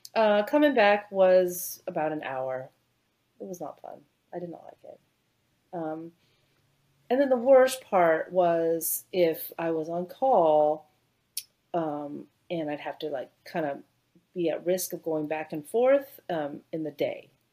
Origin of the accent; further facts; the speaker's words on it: Bay Area, California, United States; moved away as an adult; also born or lived in Canada; now in Houston, United States; I grew up in the Bay Area, so uh, Silicon Valley, San Francisco